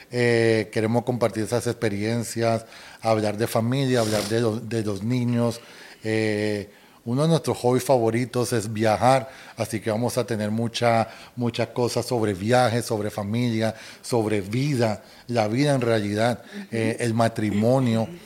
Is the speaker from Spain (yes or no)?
no; Colombia; accent: Colombian; si hablas de acento, a mí me dicen que yo ya no tengo el acento colombiano